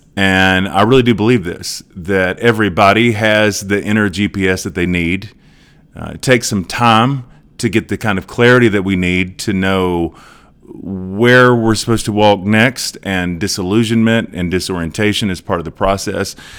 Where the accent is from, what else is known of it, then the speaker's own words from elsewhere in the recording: Edmond, Oklahoma, United States; here in Edmond, uh, in my hometown